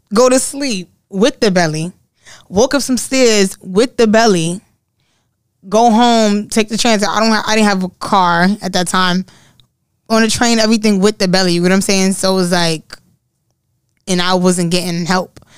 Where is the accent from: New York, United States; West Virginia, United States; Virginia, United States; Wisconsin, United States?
New York, United States; New York City; I'm from the Bronx